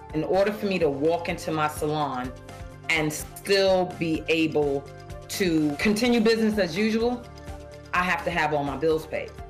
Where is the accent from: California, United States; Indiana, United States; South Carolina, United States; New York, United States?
New York, United States; I'm from New York in Harlem